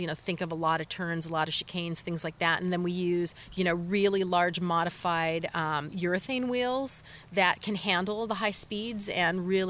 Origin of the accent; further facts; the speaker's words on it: California, United States; moved away as an adult; I grew up in California, but I have traveled all over the world and I've lived a lot of different places